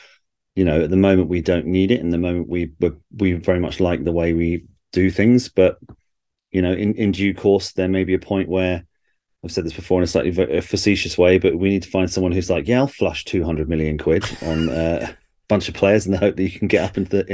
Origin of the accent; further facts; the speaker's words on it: Berkshire, South East England, United Kingdom; I grew up as a Liverpool fan in Berkshire